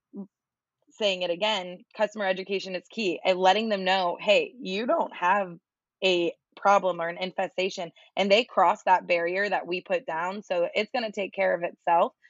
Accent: Florida, United States; also born or lived in New York; I lived in New York for a while, but I was born and raised in Florida

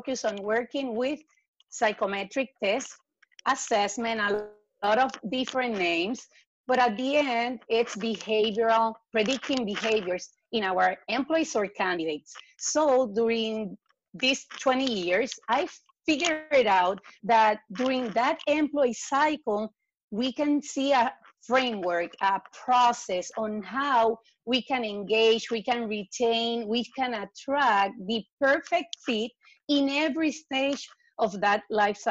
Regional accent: Puerto Rico; now in Miami, United States; today, I live in Miami. I'm born and raised in Puerto Rico.

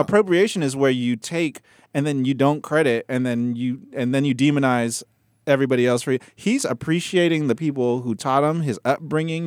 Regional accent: Mississippi, United States; I grew up in Mississippi, and then, you know, a small town

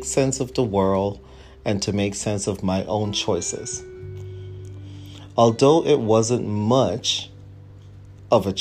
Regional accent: Jamaica; also born or lived in Kingston, Jamaica / Highgate, St. Mary, Jamaica; I was born in Jamaica, West Indies, and grew up around Kingston, but my parents would later relocate to Highgate St. Mary

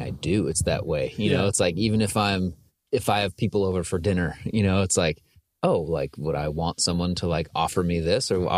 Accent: Costa Mesa, California, United States; also born or lived in Santa Ana; Grew up in Costa Mesa

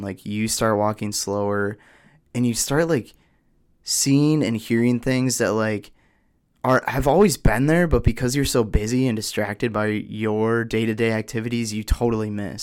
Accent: Oshkosh, Wisconsin, United States; I'm from Oshkosh, Wisconsin

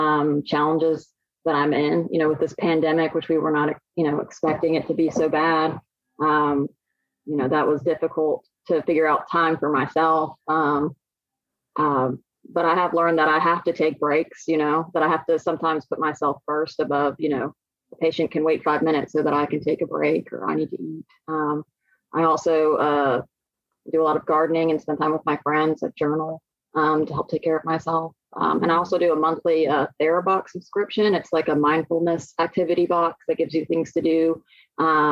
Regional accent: Georgia, United States; moved away as an adult; now in Spartanburg, United States; I'm from Georgia.

